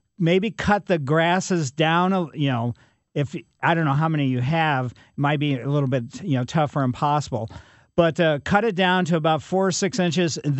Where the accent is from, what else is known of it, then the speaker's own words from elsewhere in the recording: Ellisville, United States; I grew up in Ellisville